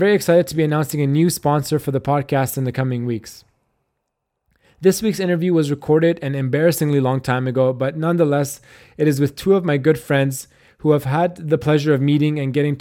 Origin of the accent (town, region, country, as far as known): Canada